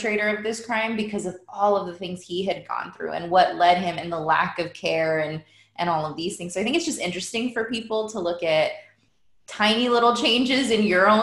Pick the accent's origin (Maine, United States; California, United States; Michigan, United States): California, United States; Fresno; growing up in Fresno, I think in middle school